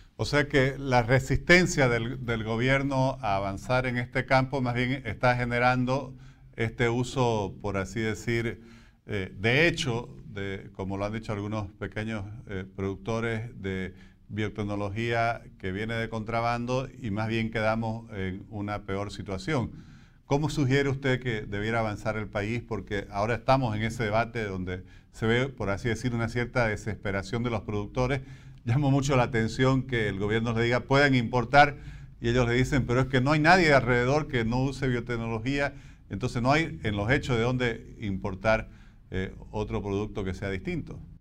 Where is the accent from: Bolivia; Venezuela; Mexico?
Bolivia